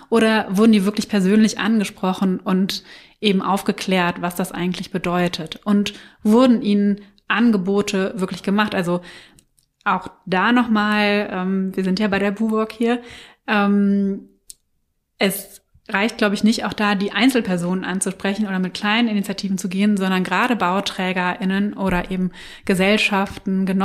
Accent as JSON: {"language": "German", "country": "Germany", "said": "da sind wir halt sehr träge als Deutsche, ähm, unsere Kisten zu packen, auszumisten und äh, woanders hinzuziehen"}